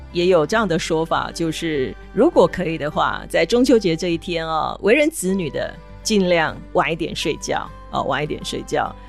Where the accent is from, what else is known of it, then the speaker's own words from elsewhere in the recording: Taiwan; 我们台湾人